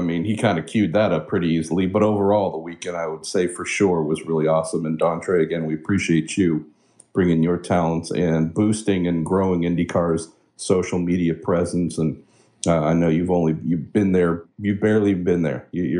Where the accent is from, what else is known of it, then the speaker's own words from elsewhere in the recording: California, United States; first language English; English might be my native language, but I'm born and raised in California